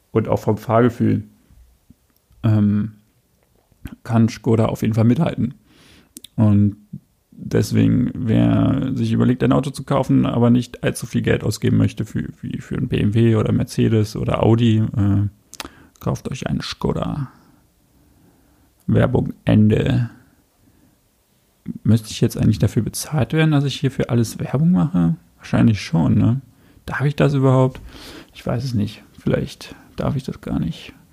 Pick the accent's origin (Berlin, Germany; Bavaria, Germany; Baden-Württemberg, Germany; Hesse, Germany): Berlin, Germany; Köpenick; Ich bin in Köpenick aufgewachsen.